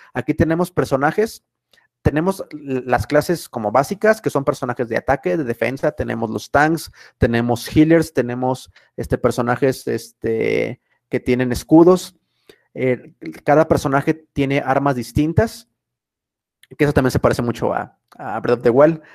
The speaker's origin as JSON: {"language": "Spanish", "country": "Mexico", "said": "para nosotros, por ejemplo, como mexicanos"}